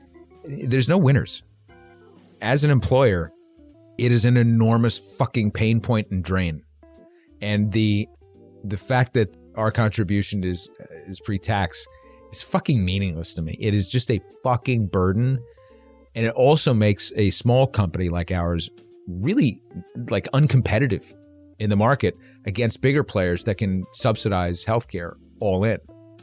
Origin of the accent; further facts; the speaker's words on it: Ireland; I'm Irish and I hated that.